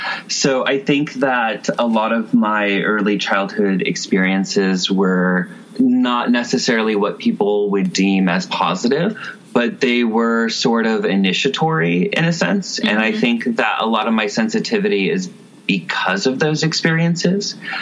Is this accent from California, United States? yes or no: yes; California, United States; Kind of all over California. I was originally a foster care kid around the age of like 4 or 5.